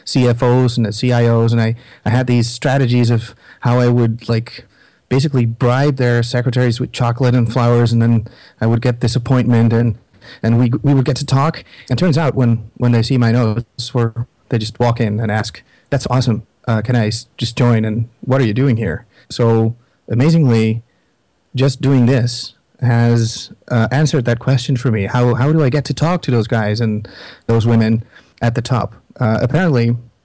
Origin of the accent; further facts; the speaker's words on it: Netherlands; I'm from the Netherlands